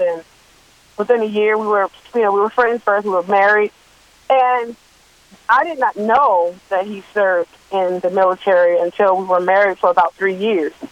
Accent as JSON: {"language": "English", "town": "Washington", "region": "District of Columbia", "country": "United States", "tie": "born or raised there", "also_born_or_lived": "Baltimore, Maryland", "said": "I was born and raised in the Washington D.C. area"}